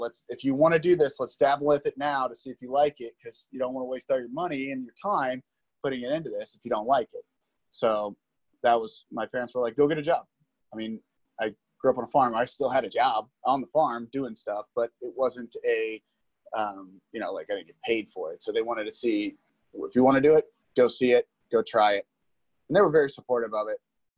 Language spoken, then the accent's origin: English; Liberty, Missouri, United States; No, absolutely not. It's a small town. It's not small anymore. It's really expanded pretty big. And it is one of those things that I grew up in a pretty much on a farm.